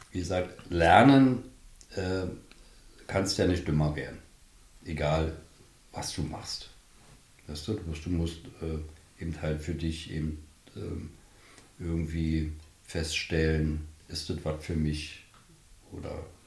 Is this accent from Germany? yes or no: yes; Berlin, Germany; moved away as an adult; now in Strausberg, Germany; bin ja Berliner. Aufgewachsen, wie gesagt, in Berlin. Immer in Berlin.